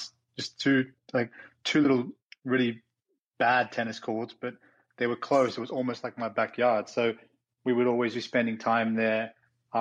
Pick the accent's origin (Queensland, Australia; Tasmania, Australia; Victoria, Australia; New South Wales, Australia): Victoria, Australia; Melbourne; moved away; I am originally from Australia, grew up in Melbourne, so where the Australian Open's played.